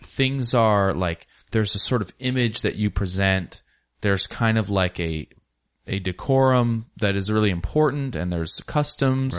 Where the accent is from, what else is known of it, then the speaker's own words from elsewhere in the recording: Ellensburg, Washington, United States; I was raised in Ellensburg, Washington, small town